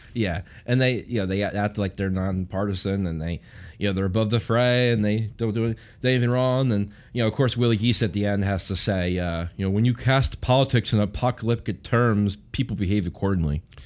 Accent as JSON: {"language": "English", "region": "New Jersey", "country": "United States", "tie": "born or raised there", "said": "my home state"}